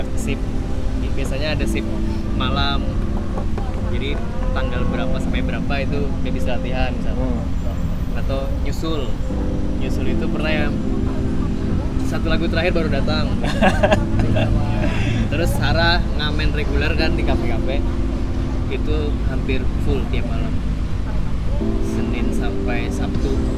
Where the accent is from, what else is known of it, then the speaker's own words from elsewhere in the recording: Kalimantan, Indonesia; kita dari Kalimantan